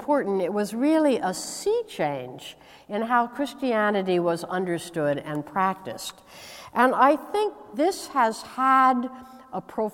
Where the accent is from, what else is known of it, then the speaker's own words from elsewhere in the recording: United States; I hail from the United States